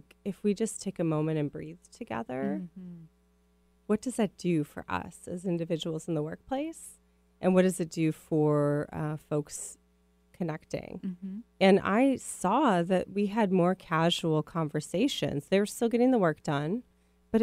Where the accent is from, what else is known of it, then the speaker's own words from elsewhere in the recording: Minneapolis, Minnesota, United States; accent: Midwest; now in West Coast, United States; I grew up in Minneapolis